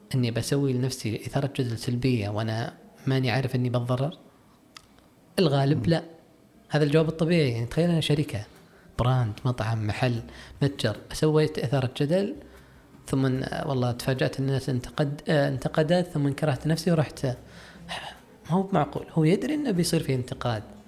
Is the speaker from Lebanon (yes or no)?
no; Saudi Arabia; عندنا في السعوديه